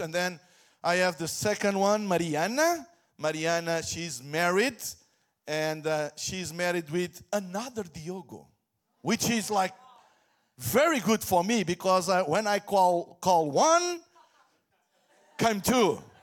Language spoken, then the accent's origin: English; Portugal; I come from Portugal, Hillsong, Portugal